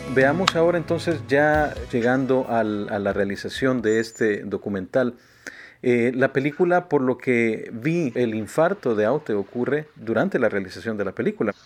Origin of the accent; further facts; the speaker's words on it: El Salvador; Yo soy de eh, del Salvador